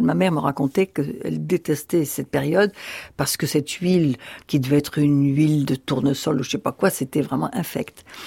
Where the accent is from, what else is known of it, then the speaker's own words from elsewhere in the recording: Rabat, Rabat-Salé-Kénitra, Morocco; now in France; là où je suis né, à Rabat, tout de suite après la guerre